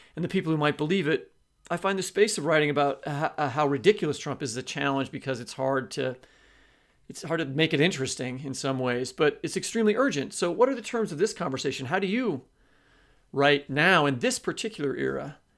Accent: Kansas City, United States; moved away; I was from Kansas City

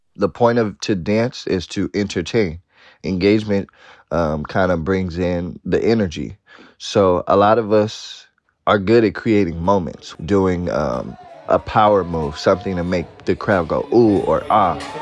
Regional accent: Oakland, California, United States; I'm from Oakland, California.

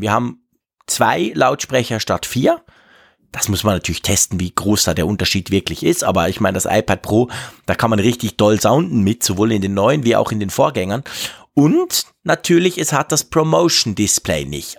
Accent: Switzerland; bei uns in der Schweiz

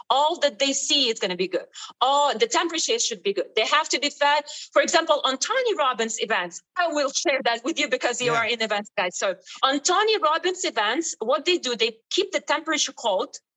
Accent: Ukraine; English is a second language; moved away as an adult; also born or lived in Italy / Destin, Florida; now in Miami, United States; I came from Ukraine

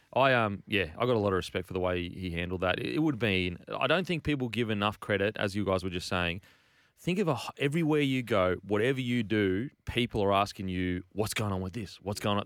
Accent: Queensland, Australia; as a Queenslander

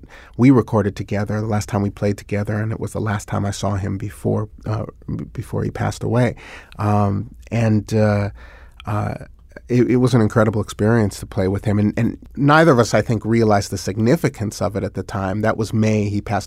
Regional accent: Berkeley, California, United States; I grew up in Berkeley, California

